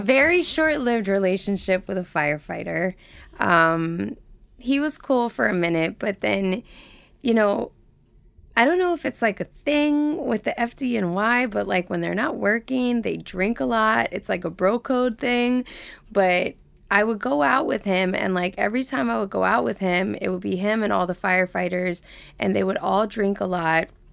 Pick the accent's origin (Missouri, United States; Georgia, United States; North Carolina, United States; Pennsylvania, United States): Georgia, United States; Atlanta; moved away; I grew up in Atlanta, Georgia, in the deep South